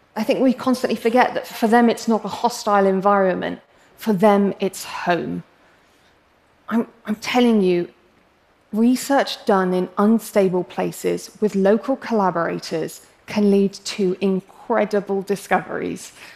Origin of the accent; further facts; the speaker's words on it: England, United Kingdom; accent: English; I'm English, as you can probably tell from my accent, um, but I'm actually of Arab heritage.